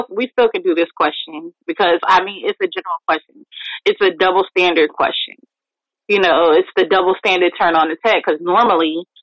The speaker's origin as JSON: {"language": "English", "region": "New York", "country": "United States", "tie": "born or raised there", "also_born_or_lived": "Jamaica"}